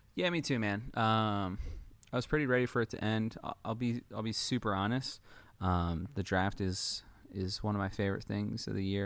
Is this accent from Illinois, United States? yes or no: no; Detroit, Michigan, United States; I'm from Detroit, so I kinda got spoiled there in the early two thousands